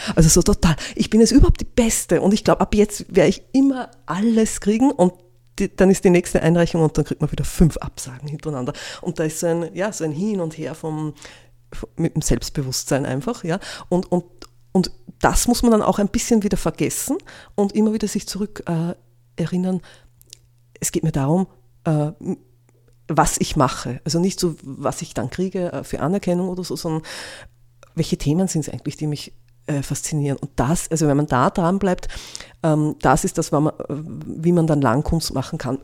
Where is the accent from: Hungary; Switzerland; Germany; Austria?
Austria; Innviertel, Upper Austria; now in Linz, Austria; Ich bin am Land aufgewachsen, im Innviertel